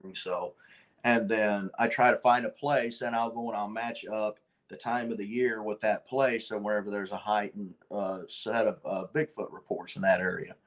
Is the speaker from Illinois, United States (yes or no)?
yes; Red Bud, Illinois, United States; we was living with my grandfather at the time uh, on South Prairie Road, just outside of Redbud, Illinois